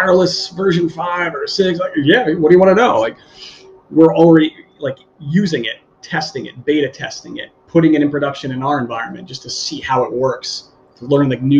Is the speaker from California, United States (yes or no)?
no; Long Island, New York, United States; moved away as an adult; now in Bonita Springs, United States; We're from New York originally